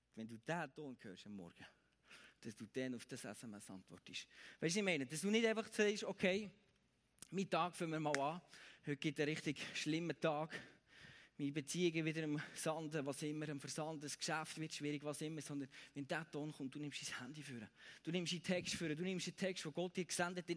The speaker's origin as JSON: {"language": "German", "region": "Bern", "country": "Switzerland", "said": "bei uns in Bern"}